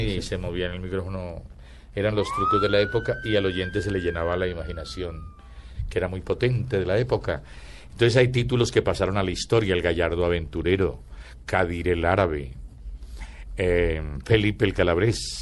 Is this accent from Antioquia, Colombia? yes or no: yes; Antioquia, Colombia; accent: paisa; yo soy antioqueño. Entonces quedaba muy paisa